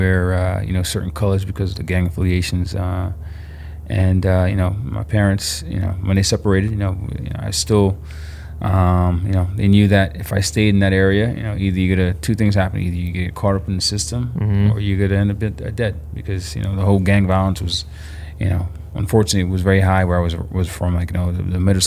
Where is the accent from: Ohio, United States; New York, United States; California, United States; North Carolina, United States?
New York, United States; New York City; also born or lived in Long Island; I grew up in Flatbush in Brooklyn